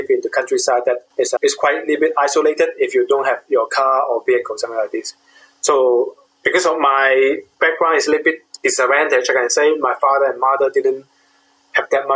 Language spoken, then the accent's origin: English; Hong Kong; moved away; I was born during the British colony period. At that time, UK government preserved about 80% of the countryside in Hong Kong as a preserve